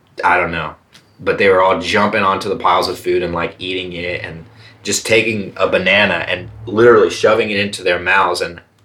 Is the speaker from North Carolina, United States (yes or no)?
no; South Carolina, United States; There's a place in South Carolina in my home state